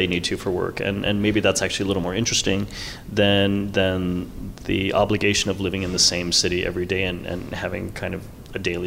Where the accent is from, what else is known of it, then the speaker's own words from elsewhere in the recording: New York, United States; now in Los Angeles, United States; I'm from New York and I live in Los Angeles